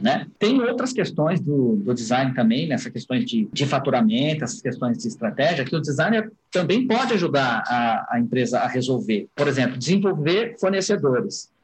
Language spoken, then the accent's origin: Portuguese; Brazil; como brasileiro